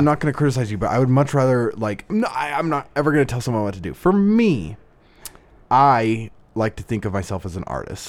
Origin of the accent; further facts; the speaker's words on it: Southern Idaho, United States; moved away as an adult; also born or lived in Las Vegas; I was in, uh, my hometown in, in Southern Idaho, a small farm town.